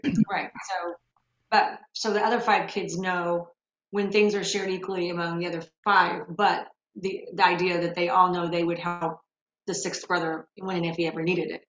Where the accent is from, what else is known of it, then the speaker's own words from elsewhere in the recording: near Evansville, Indiana, United States; I grew up near the Evansville area